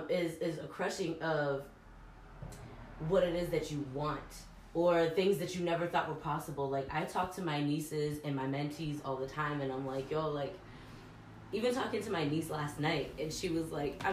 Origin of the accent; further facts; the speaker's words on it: Stoughton, Massachusetts, United States; I was born in Massachusetts.